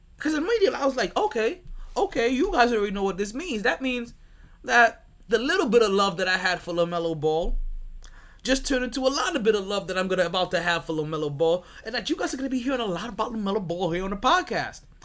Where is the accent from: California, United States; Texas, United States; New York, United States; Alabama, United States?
New York, United States; New York City; I'm from Brooklyn.